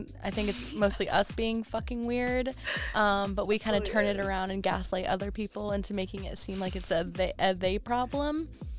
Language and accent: English; Florida, United States; let's not forget that we are from Florida.